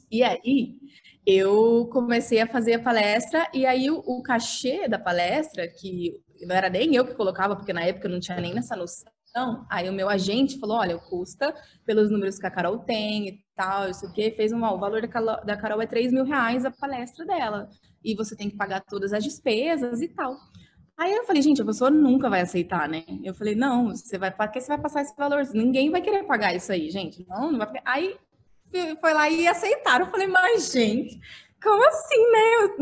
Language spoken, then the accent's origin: Portuguese; Dourados, Mato Grosso do Sul, Brazil; moved away as an adult; now in São Paulo, Brazil; eu vim de Dourados, no Mato Grosso do Sul